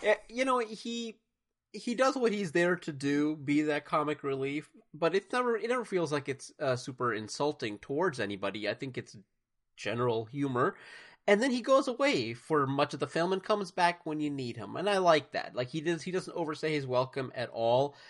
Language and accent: English; United States; I grew up most, for the most part, in America